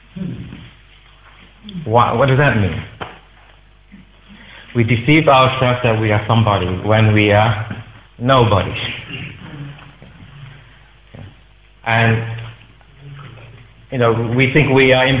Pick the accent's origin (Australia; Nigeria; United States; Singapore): Singapore; moved away as an adult; now in United Kingdom; as I was growing up in Singapore, I would go to the temple regularly.